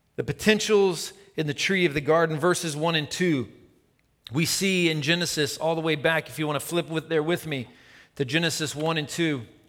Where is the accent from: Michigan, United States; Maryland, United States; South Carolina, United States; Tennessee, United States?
Tennessee, United States; I'm from Tennessee